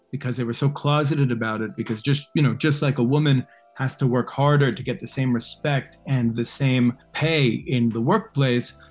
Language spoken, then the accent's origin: English; New York City, New York, United States; growing up in New York City